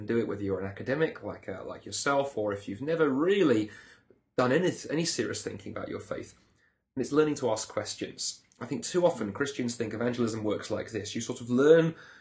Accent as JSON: {"language": "English", "country": "United Kingdom", "accent": "British", "moved": "as an adult", "lives_now": "Canada", "said": "you'll be able to tell by my accent that I come from Britain"}